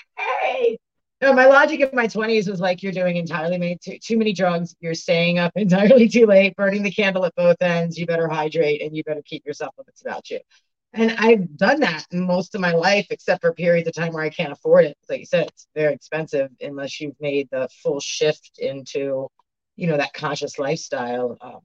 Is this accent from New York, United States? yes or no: no; Baltimore, Maryland, United States; I'm from Baltimore.